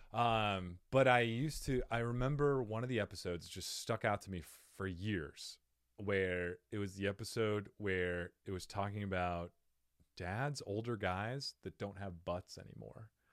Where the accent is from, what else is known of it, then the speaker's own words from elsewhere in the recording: Cottonwood, Arizona, United States; now in Phoenix, United States; I grew up in Cottonwood, Arizona